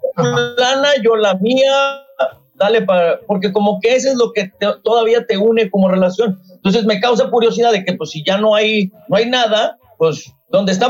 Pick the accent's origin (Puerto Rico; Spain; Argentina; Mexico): Mexico; Monterrey, Nuevo León; yo soy originario de Monterrey, mi mamá es originaria de aquí de San Antonio